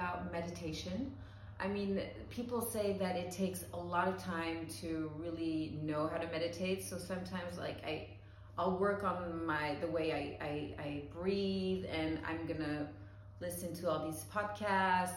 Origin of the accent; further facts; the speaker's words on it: Paris, Île-de-France, France; also born or lived in New York, United States; I'm born and raised in Paris